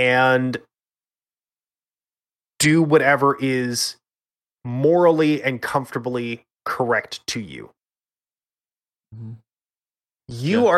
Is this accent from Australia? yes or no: no; Canada; I'm Canadian.